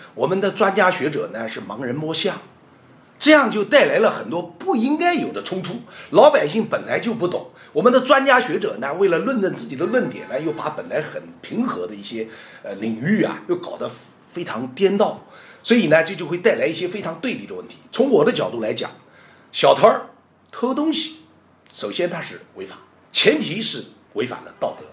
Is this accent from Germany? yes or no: no; China; also born or lived in Huai'an; 我们中国人